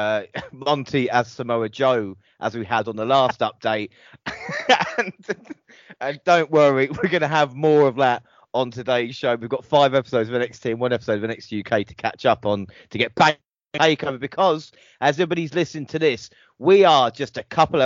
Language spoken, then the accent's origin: English; England, United Kingdom; I'm actually English